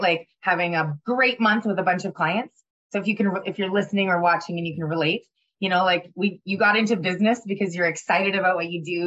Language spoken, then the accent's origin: English; Ottawa, Ontario, Canada; moved away; It was when I was living in Ottawa.